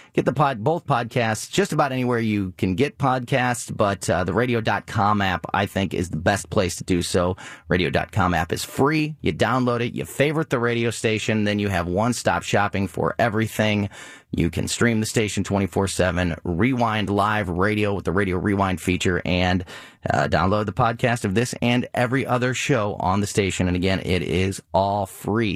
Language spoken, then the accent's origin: English; Florissant, Missouri, United States; born and raised in Florissant, Missouri